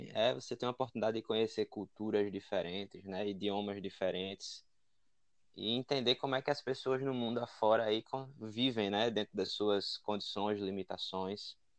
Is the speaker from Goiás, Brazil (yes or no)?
no; Maceió, Alagoas, Brazil; moved away as an adult; now in Ireland; Eu sou de Maceió, minha cidade no Brasil é Maceió